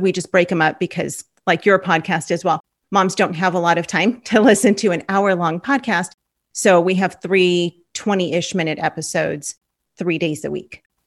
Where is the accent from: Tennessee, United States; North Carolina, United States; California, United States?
California, United States; Los Angeles; moved away as an adult; now in Oklahoma, United States; we're from Los Angeles